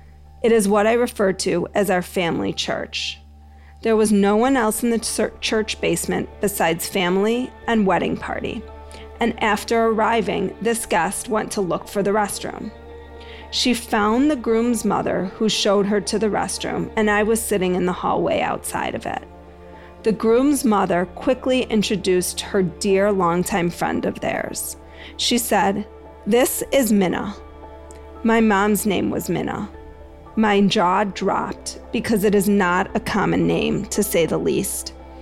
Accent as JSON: {"language": "English", "town": "Greensboro", "region": "North Carolina", "country": "United States", "tie": "born or raised there", "said": "Just the other day, I was driving in my hometown of Greensboro, North Carolina"}